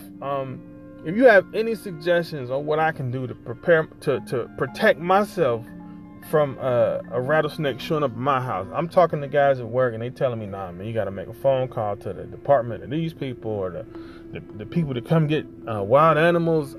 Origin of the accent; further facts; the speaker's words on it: Ohio, United States; moved away; I grew up in Ohio